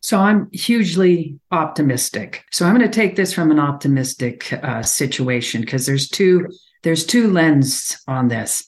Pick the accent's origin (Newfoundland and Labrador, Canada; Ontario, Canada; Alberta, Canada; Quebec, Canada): Alberta, Canada; I come from Alberta, so I have a perspective here